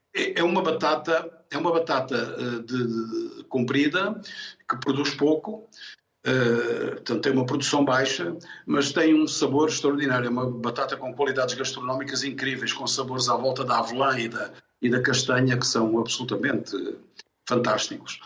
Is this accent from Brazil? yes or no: no; Angola; moved away as an adult; also born or lived in Tomar, Portugal; now in Lourinhã, Portugal; fui em miúdo, com dois anos, muito pequeno, com os meus pais para Angola. Uh, vivi em Angola até aos 18 anos e, portanto, tive a minha infância e a minha juventude em Angola